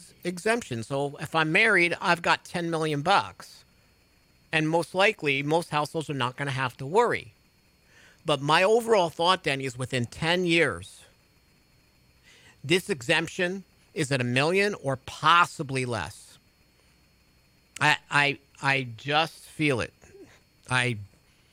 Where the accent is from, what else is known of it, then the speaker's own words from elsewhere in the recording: New York, United States; moved away; people in my hometown in New York